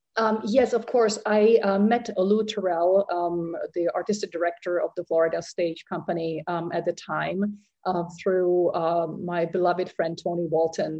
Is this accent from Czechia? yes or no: yes; Prague, Czechia; moved away as an adult; I was born in Prague in um, Czechoslovakia at the time.